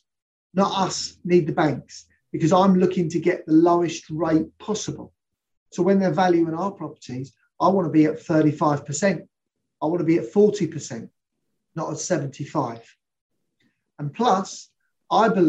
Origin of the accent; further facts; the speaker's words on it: London, United Kingdom; I'm a Londoner through and through